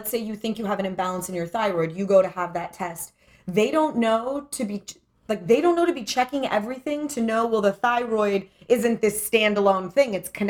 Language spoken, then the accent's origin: English; Los Angeles, California, United States; I grew up here in Los Angeles